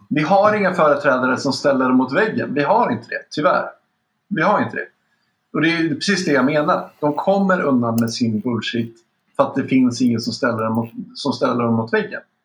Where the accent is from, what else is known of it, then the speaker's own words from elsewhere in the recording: Sweden; Vi har någonting med oss historiskt mm. som svenskar som är extremt fördelaktigt